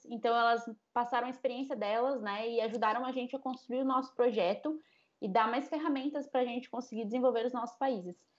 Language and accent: Portuguese; Rio Claro, São Paulo, Brazil; moved away as an adult; now in Rio de Janeiro, Brazil; Eu sou do interior de São Paulo também, sou de Rio Claro. Eu comecei minha vida bandeirante